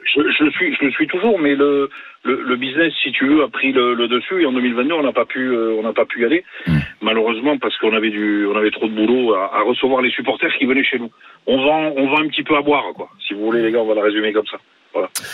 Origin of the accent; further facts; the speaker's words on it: France; en tant que Français